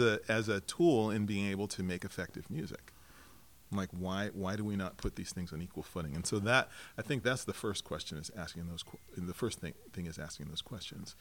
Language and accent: English; Lakewood, Colorado, United States; now in Portland, United States; I grew up in Denver, suburb of Denver, mm-hmm. Colorado, mm-hmm. in Lakewood